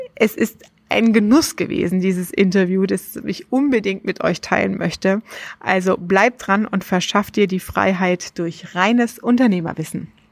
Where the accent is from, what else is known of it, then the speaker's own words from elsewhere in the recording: Germany; bei uns in Deutschland